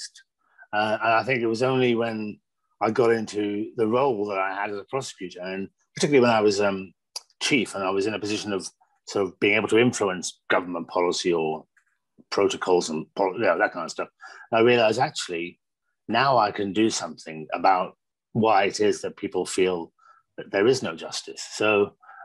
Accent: Birmingham, West Midlands, United Kingdom; now in Manchester, United Kingdom; I grew up in Birmingham in the Midlands

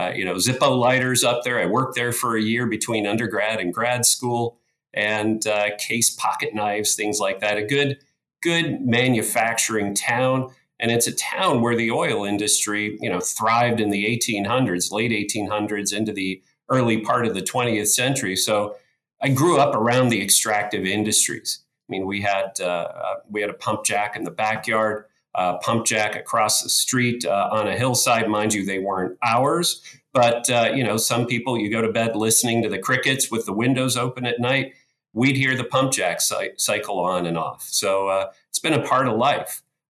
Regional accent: Bradford, Pennsylvania, United States; born and raised here in Pennsylvania, in the northwest corner of Pennsylvania in good old McKean County in a town called Bradford, Pennsylvania.

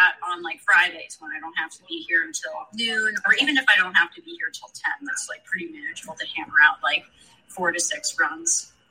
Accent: Killington, Vermont, United States; I don't remember learning how to ski, honestly, but growing up in Killington, it was just a really unique scenario

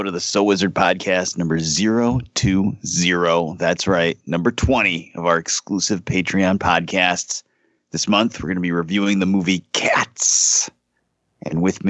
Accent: New England, United States; So we all grew up in this area.

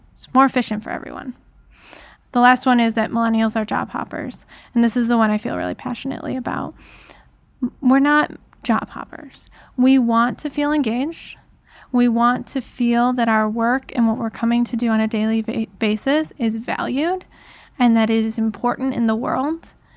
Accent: Detroit region, Southeast Michigan, United States; I grew up in Southeast Michigan, so right here in in the Detroit region

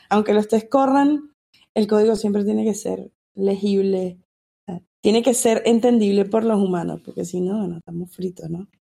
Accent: Venezuela; now in United States; soy venezolana, vivo en Estados Unidos

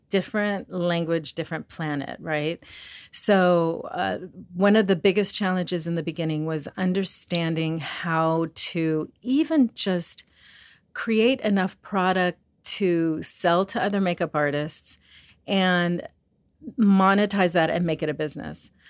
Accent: Los Angeles, California, United States; I'm a makeup artist. I'm from Hollywood, California.

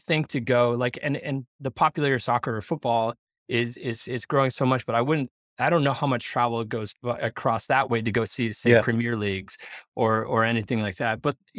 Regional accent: New England, United States; I grew up in New England

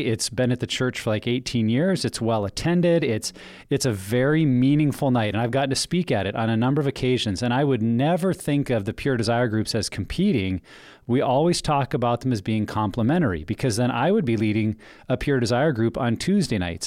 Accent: United States; moved away; I grew up in Wyoming, Montana

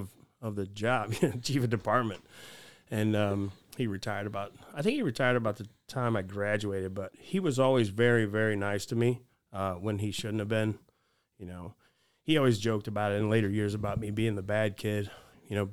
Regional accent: Fort Wayne, Indiana, United States; also born or lived in Valparaiso, Indiana; I grew up in Fort Wayne. I grew up in the city

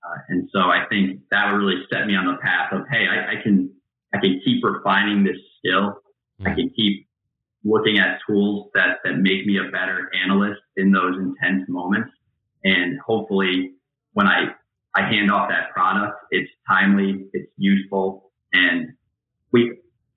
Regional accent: Albany, New York, United States; I'm from the Albany, New York area

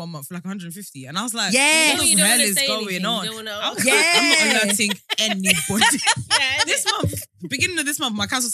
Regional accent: Nigeria; I'm Nigerian

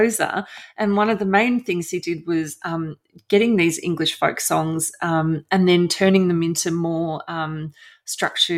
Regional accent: Australia; moved away as an adult; also born or lived in South West England; I'm a journalist from Australia

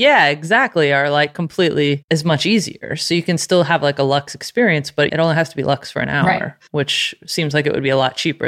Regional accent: Plano, Texas, United States; I went to junior high and high school in Plano. Well, my mom lived in Addison and my dad lived in Plano.

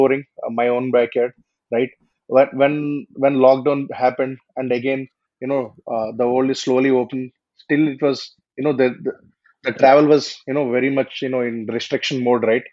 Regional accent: India; my hometown and its surroundings

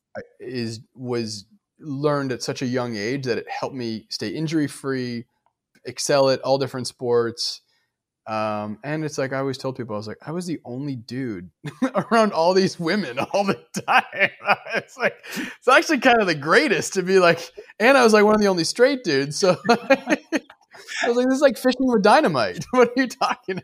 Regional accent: Detroit, Michigan, United States; moved away as an adult; also born or lived in New York; now in Los Angeles, United States; I grew up in Detroit

